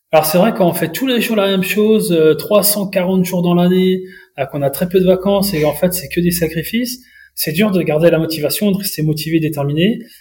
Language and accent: French; Mayenne, Pays de la Loire, France; chez moi en Mayenne